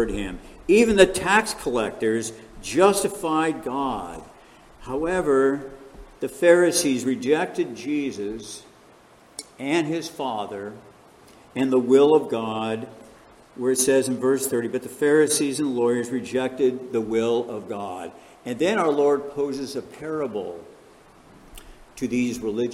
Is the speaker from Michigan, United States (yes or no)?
no; Chicago, Illinois, United States; now in California, United States; I was born in Chicago, Illinois